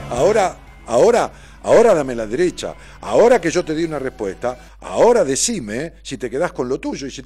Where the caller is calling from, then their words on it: Rosario, Santa Fe, Argentina; Bien querido … de Rosario, qué elegancia, estoy como vos, así de bufanda sobre todo, hace frío, trabajando en edificio acá en seguridad